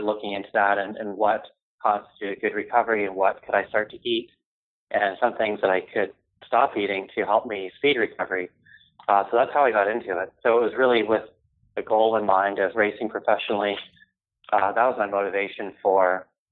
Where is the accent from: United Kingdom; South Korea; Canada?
Canada; I grew up in Canada